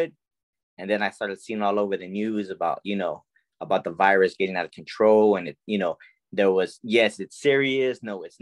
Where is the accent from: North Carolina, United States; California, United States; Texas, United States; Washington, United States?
Texas, United States; San Antonio; I grew up in the West Side here in San Antonio, Texas